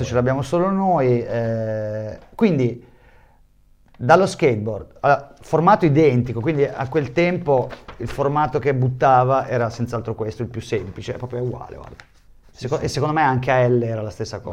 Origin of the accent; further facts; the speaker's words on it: Bologna, Emilia-Romagna, Italy; moved away; also born or lived in Tuscany; io sono nato a Bologna, in quel periodo vivevo in Toscana